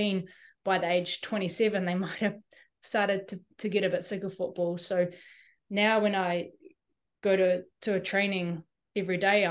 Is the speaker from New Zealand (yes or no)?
yes; New Zealand; as a Kiwi, we're kind of, as a New Zealander with only a New Zealand passport